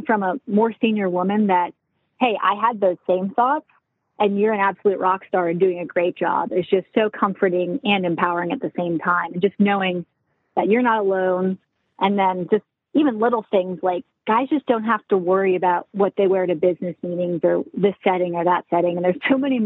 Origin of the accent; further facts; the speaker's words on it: Charleston, South Carolina, United States; Growing up in South Carolina, I'm from Charleston